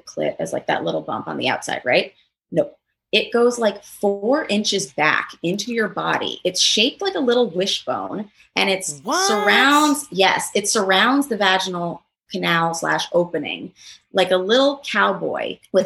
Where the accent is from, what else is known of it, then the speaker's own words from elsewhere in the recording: New York City, New York, United States; growing up in Manhattan, going to a liberal school, being a stand-up comedian